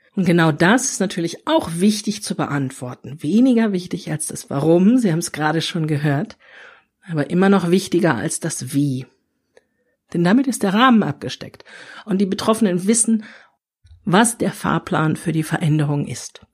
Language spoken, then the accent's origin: German; Ruhr area, North Rhine-Westphalia, Germany; ich bin im Ruhrgebiet aufgewachsen